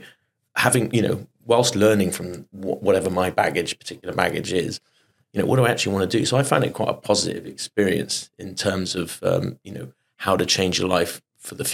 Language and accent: English; Bath, South West England, United Kingdom; I'm from the West Country, from Bath, and I was a chorister when I was young, when I was 11.